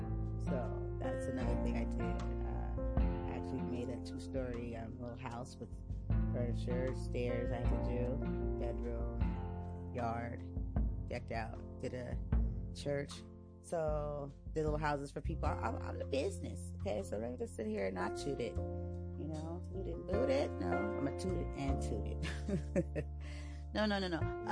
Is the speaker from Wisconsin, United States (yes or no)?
no; San Diego, California, United States; So I'm from the West Coast, so I'm living right here, lovely California, West Coast, okay, from San Diego